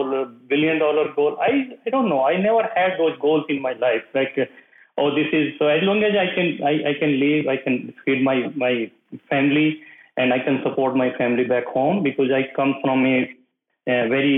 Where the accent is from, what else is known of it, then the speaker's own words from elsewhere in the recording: North India, India; moved away as an adult; I come from the North India side